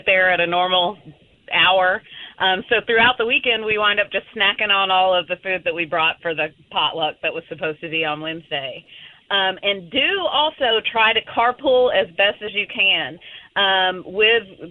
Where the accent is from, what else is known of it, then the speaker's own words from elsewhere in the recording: Georgia, United States; We're from Georgia.